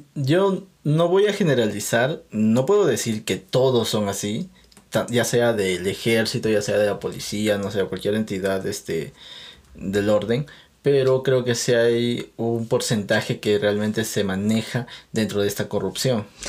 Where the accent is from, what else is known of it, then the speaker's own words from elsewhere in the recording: Peru; yo soy de Perú